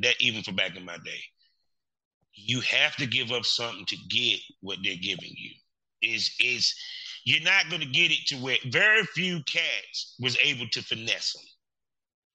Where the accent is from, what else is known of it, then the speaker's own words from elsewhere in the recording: North Carolina, United States; I'm from North Carolina